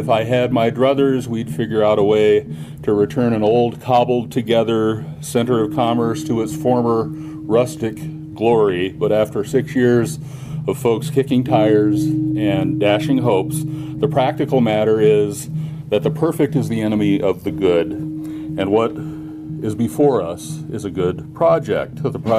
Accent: Missoula, Montana, United States; So when I was a little boy in the 1960s, growing up in Missoula, Montana

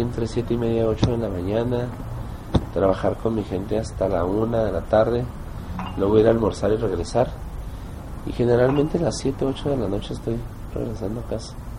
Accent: Mexico; moved away as an adult; now in Bogotá, Colombia; como somos todos los mexicanos

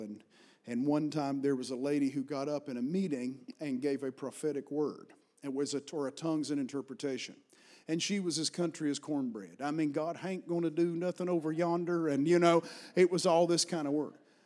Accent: Appalachian Mountains, Virginia, United States; accent: Appalachian; moved away as an adult; also born or lived in Washington, D.C.; I was raised in Appalachian Mountains, and I've carried this accent

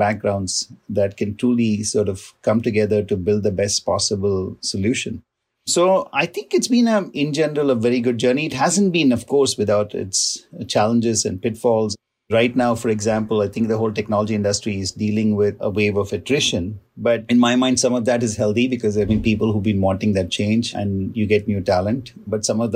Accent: San Francisco, California, United States; also born or lived in Ohio; my hometown football team, the San Francisco 49ers

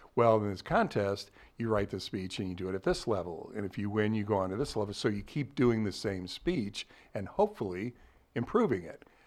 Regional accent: Ladue, Missouri, United States; also born or lived in Columbia, Missouri; born and raised in Ladue.

